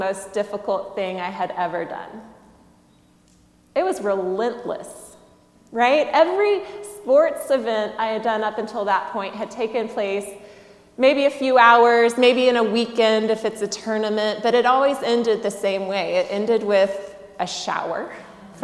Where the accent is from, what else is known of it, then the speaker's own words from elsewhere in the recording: Southeast, United States; I grew up in the Southeast